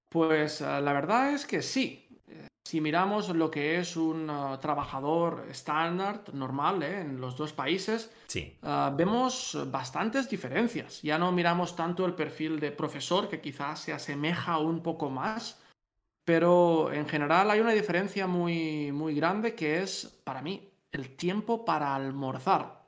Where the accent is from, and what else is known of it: Spain; moved away as an adult; now in Netherlands